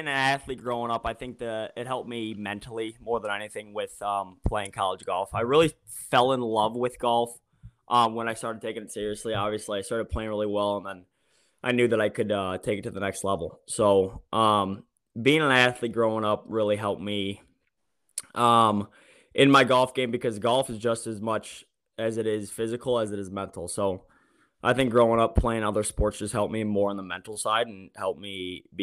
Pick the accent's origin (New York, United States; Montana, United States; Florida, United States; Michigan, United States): Michigan, United States; Detroit; I grew up in the Metro Detroit area